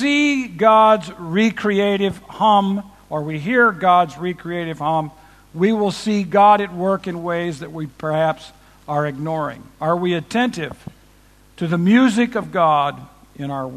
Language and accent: English; Chicago, Illinois, United States; We're from Chicago